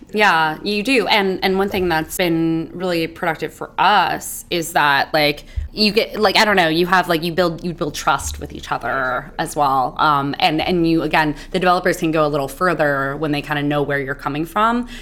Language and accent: English; Hayward, California, United States; also born or lived in Oakland, California; I'm from Hayward, California, Oakland, Oakland Hayward raised.